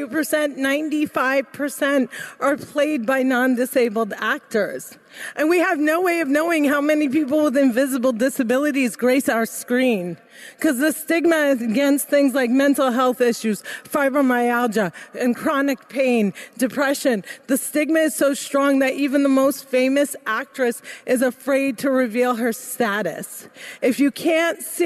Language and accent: English; New Jersey, United States; I'm from Jersey! Growing up, my parents taught me to dream big, and like most Muslim girls growing up in America